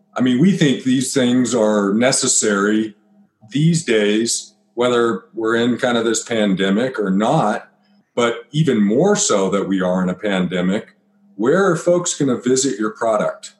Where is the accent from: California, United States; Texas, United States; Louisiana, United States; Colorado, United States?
Colorado, United States; Byers; I grew up in Byers, Colorado